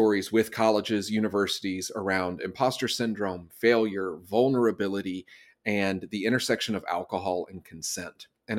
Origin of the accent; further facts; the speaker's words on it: Southeast, United States; now in Los Angeles, United States; I'm originally from the East Coast, from the Southeast of the United States. I now live in Los Angeles.